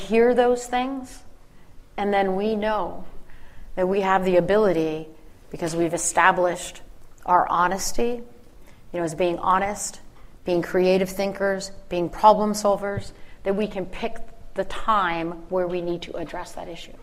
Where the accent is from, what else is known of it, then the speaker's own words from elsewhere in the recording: Philadelphia, Pennsylvania, United States; I'm from the Philly area